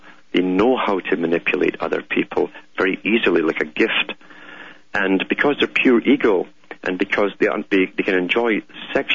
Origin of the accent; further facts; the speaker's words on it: United Kingdom; moved away; I grew up in Britain.